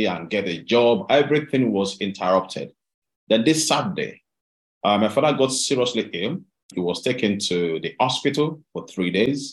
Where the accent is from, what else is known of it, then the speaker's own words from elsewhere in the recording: Delta, Nigeria; moved away as an adult; now in United Kingdom; I I was raised up in Delta State in Nigeria.